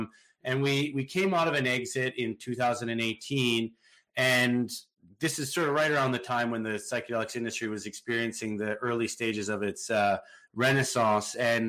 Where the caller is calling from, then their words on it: West Vancouver, British Columbia, Canada; From my house in beautiful West Vancouver, British Columbia.